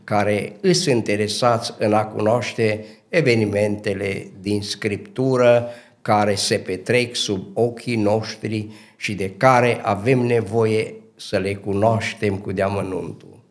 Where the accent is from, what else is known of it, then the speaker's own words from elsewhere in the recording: Dobric, Bistrița-Năsăud, Romania; also born or lived in Cluj; m-am născut în Dobric, județul Bistrița Năsăud, într-o familie modestă care a avut nouă copii